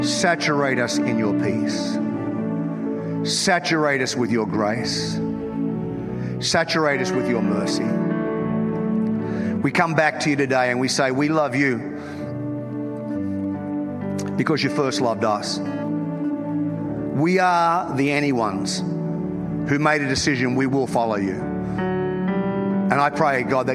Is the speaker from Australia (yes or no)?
yes; North Queensland, Australia; I'm from North Queensland